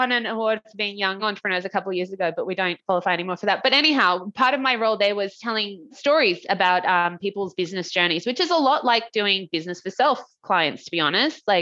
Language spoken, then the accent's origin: English; Australia; I'm from Australia.